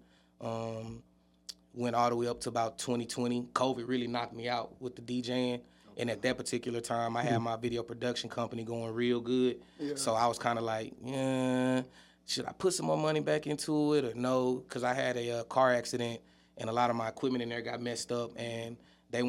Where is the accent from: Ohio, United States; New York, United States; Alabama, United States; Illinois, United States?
Alabama, United States; Huntsville; I'm from Huntsville, Alabama, born and raised